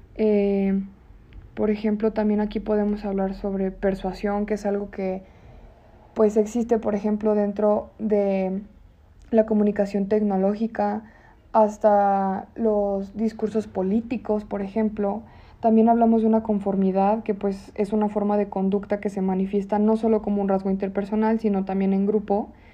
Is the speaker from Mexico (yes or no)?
yes; León, Guanajuato, Mexico; como leoneses, hasta como mexicanos